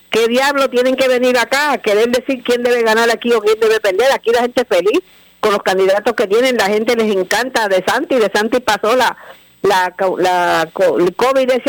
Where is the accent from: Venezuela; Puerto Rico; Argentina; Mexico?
Puerto Rico; also born or lived in Florida; Sí, sí, yo voto en Puerto Rico y yo soy residente